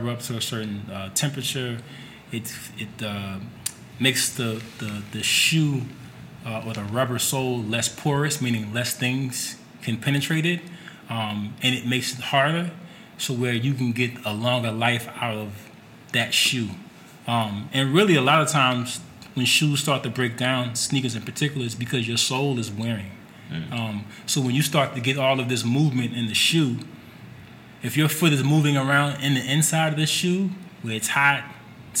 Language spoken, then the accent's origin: English; New York City, New York, United States; I'm from Brooklyn